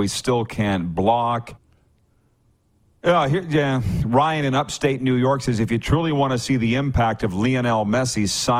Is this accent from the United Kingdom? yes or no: no; Canada; I'm Canadian